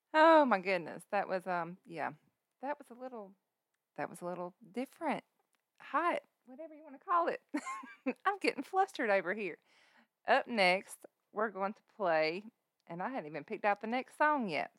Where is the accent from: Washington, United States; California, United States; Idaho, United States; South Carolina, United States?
South Carolina, United States; I'm from South Carolina